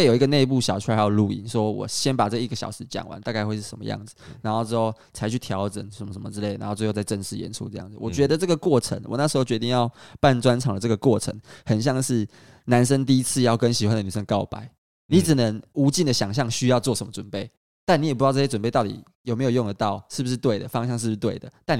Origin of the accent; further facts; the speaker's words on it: Kaohsiung, Taiwan; 然后高雄，如果你有兴趣的话，我是个高雄人，我希望大家可以多去高雄走走。